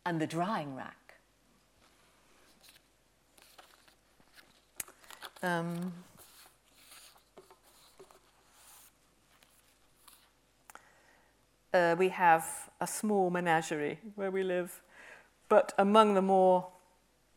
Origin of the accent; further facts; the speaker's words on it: Aberystwyth, Wales, United Kingdom; also born or lived in Herefordshire; I grew up by the Atlantic. I grew up in Aberystwyth